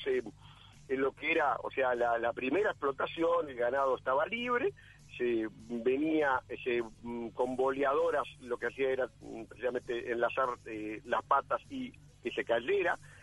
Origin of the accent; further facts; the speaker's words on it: Uruguay; hoy como uruguayos